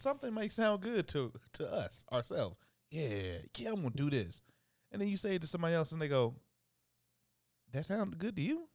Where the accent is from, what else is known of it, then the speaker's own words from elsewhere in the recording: Dayton, Ohio, United States; my hometown of Dayton, Ohio